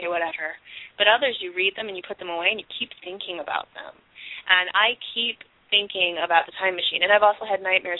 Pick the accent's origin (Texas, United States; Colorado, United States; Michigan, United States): Michigan, United States; Oxford; my hometown, Oxford, Michigan. It's a super small podunk suburb, and it was really boring to live there growing up.